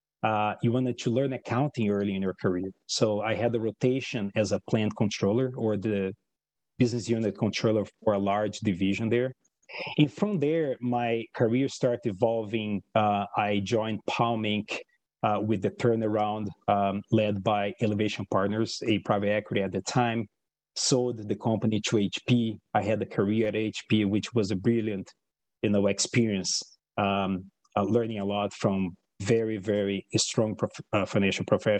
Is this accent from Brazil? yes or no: yes; Brazil; English is a second language; moved away as an adult; now in United States; I was born in Brazil and I was a numbers guy. I was a computer programmer that self-taught myself. I was 13 years old in programming.